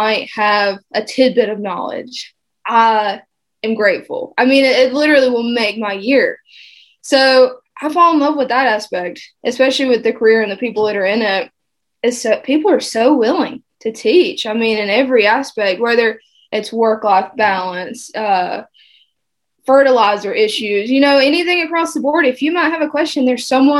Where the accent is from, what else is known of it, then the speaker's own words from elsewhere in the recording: South Georgia, United States; moved away as an adult; also born or lived in Baltimore; now in South Carolina, United States; I'm from South Georgia